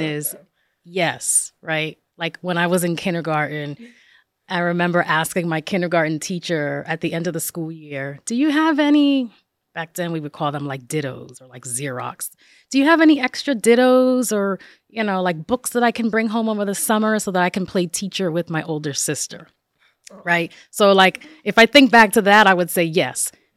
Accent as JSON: {"language": "English", "town": "Passaic", "region": "New Jersey", "country": "United States", "tie": "born or raised there", "said": "I was, um, born and raised in northern New Jersey, in Passaic, New Jersey."}